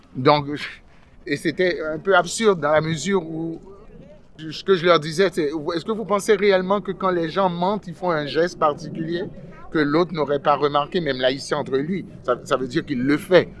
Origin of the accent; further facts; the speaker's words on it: Quebec, Canada; also born or lived in Haiti; je suis arrivé au Québec, euh, ça fait très très longtemps, j'étais très jeune, euh, j'avais une dizaine d'années. Je suis arrivé d'Haïti en 1977.